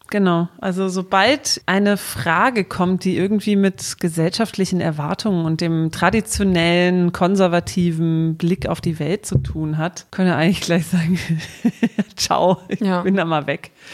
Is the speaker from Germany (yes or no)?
yes; Southern Germany, Germany; moved away; ich komme ja aus mhm. Süddeutschland, bei meinen Eltern